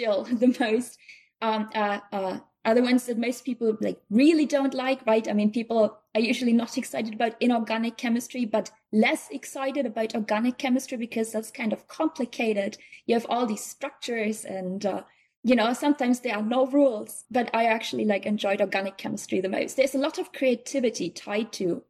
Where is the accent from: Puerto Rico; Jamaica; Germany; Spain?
Germany; Eastern Westphalia, North Rhine-Westphalia; also born or lived in near Bonn, Germany; now in Chicago, United States; I'm originally from Germany. I was born in like a tiny village close to Bonn, which is the former capital, so it's the western part of Germany